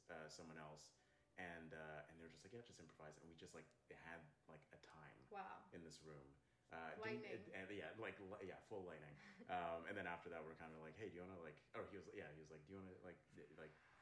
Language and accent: English; Toronto, Ontario, Canada; moved away as an adult; now in Vancouver, Canada; I'm originally from Toronto, and I moved out here in 2020, June 2020.